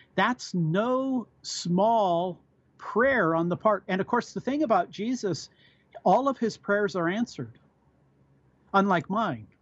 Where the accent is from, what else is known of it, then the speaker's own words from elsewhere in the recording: United States; I'm an American. I'm an American citizen